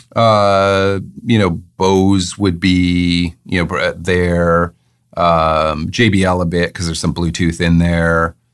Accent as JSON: {"language": "English", "town": "Waterloo", "region": "Ontario", "country": "Canada", "tie": "born or raised there", "also_born_or_lived": "England", "moved": "as an adult", "said": "I was born in Waterloo"}